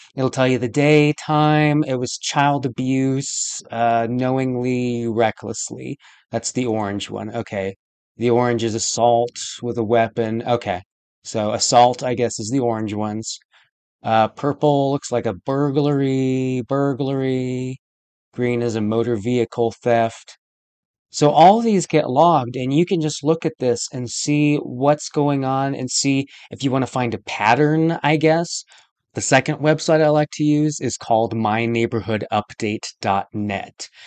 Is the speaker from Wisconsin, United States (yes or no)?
no; Colorado Springs, Colorado, United States; also born or lived in Southern California; moved here with my family when I was five years old, we moved to Colorado Springs